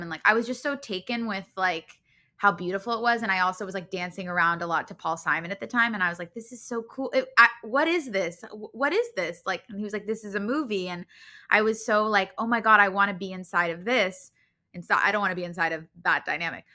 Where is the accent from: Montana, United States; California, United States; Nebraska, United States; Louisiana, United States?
California, United States; Los Angeles; I grew up in Los Angeles.